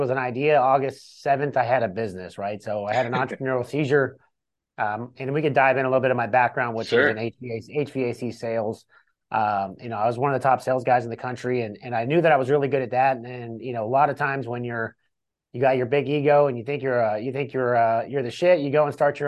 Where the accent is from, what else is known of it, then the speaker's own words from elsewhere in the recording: California, United States; moved away as an adult; also born or lived in Cleveland, Ohio; I'm from California originally. My early 20s, I got in a lot of trouble and I was doing a bunch of stupid shit. And I decided, hey, I'm going to get out of California